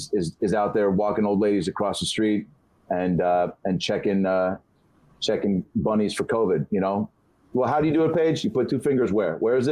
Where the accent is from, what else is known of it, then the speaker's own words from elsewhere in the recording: Seattle, Washington, United States; Yeah, Dave being from New York, me being from Seattle, but sounding like I'm from New York